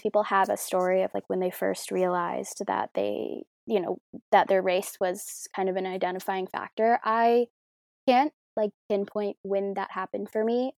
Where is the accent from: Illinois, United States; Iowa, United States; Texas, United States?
Illinois, United States; Chicago; I am from Chicago, as they mentioned. I love it. I've grown up here, um, in the same house my whole life.